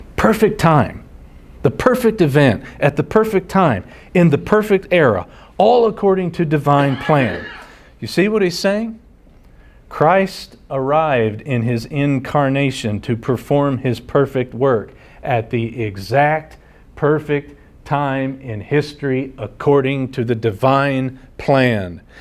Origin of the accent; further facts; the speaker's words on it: United States; Americans here at home